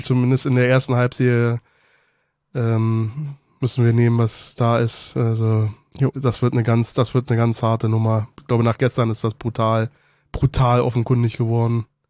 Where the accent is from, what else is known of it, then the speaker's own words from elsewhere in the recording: Germany; moved away as an adult; also born or lived in Berlin / Brandenburg; now in Bonn, Germany; ich komme aus Berlin Mitte, aber bin auch einen großen Teil in, in, in, in Brandenburg aufgewachsen